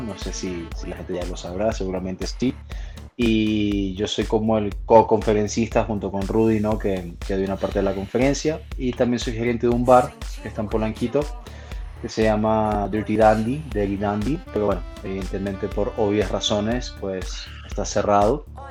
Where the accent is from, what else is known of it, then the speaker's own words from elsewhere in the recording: Venezuela; moved away as an adult; also born or lived in Spain; now in Mexico City, Mexico; soy nacido en España, criado en Venezuela. Hace 10 años que ya vivo aquí en la Ciudad de México